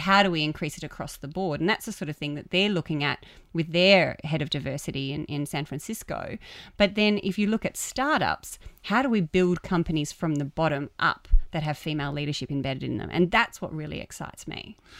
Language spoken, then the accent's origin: English; Queensland, Australia; I'm from Queensland